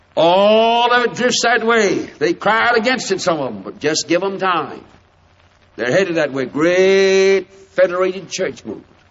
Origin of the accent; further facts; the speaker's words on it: United States; I'm an American